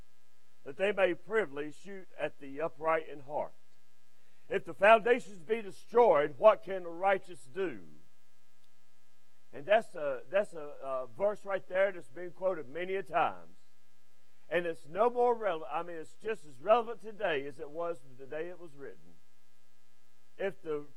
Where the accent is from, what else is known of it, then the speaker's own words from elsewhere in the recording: Westfield, United States; Westfield, which is my hometown. I wasn't born there, but I was raised in Westfield